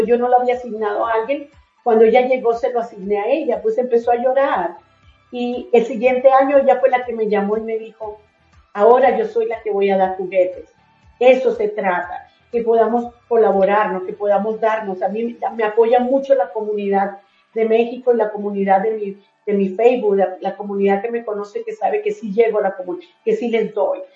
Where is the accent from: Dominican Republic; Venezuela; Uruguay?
Venezuela; moved away as an adult; also born or lived in Colombia / Miami, United States; now in Utah, United States; me crié en Venezuela aunque soy colombiana